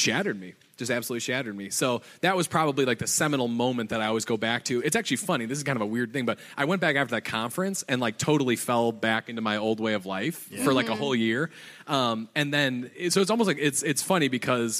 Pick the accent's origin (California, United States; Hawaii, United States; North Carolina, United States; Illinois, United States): Illinois, United States; Chicago; I'm from Chicago, grew up in the suburbs of Chicago